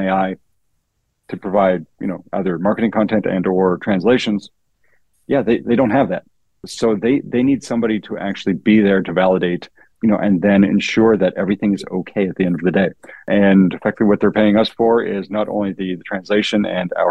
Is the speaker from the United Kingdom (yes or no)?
no; Canada; being Canadian